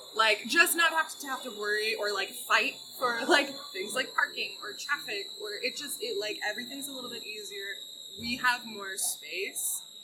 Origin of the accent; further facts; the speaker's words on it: Skokie, Illinois, United States; moved away as an adult; also born or lived in California / Los Angeles; now in Glenview, United States; I'm from Skokie originally.